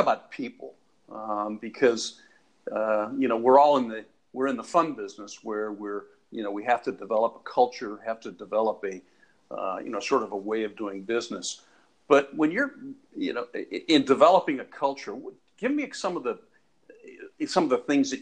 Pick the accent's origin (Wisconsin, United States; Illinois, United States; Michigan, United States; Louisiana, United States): Illinois, United States; Chicago; I was born in Chicago